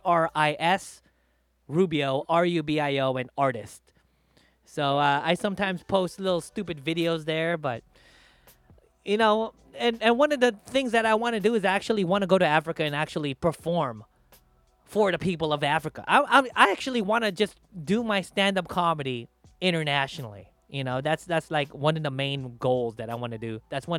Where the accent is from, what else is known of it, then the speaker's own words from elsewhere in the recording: Philippines; So, you know, like for me, I'm Filipino. If I go back to the Philippines, I'll talk shit about my people.